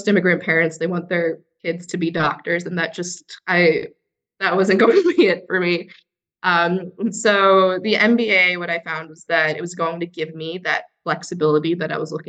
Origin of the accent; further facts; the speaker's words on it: Florida, United States; So also a fellow Floridian as well. So I grew up in Fairmont